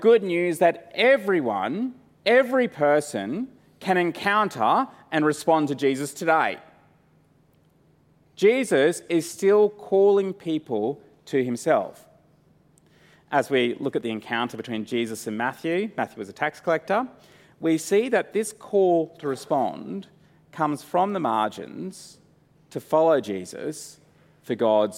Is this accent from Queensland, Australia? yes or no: yes; Brisbane, Queensland, Australia; Growing up in Brisbane